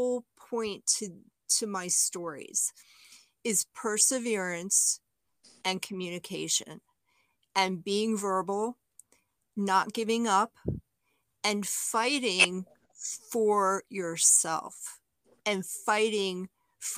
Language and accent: English; New York City, New York, United States; now in Southeastern Virginia, United States; I'm from Brooklyn, New York